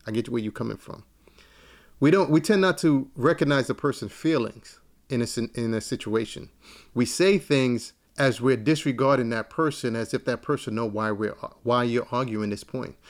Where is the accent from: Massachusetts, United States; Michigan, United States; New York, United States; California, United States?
New York, United States; New York City; I'm from East New York, Brooklyn